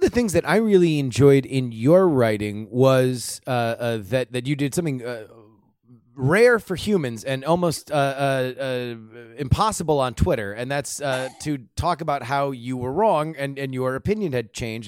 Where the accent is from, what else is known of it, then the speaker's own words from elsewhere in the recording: Florida, United States; I grew up in Florida